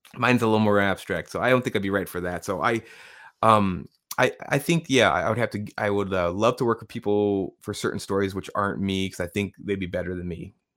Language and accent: English; Tucson, Arizona, United States; now in Massachusetts, United States; I grew up in Tucson, Arizona